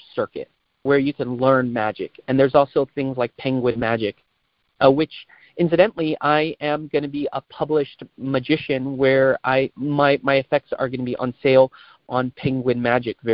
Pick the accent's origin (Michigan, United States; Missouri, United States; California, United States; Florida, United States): California, United States; San Francisco; Born and raised in San Francisco